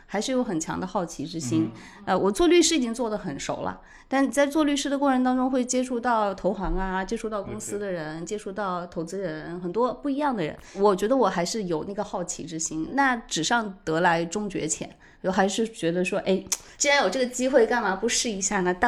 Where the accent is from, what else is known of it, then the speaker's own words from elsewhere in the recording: China; 就是我们中国人那句老话：“三岁看大，七岁看老。”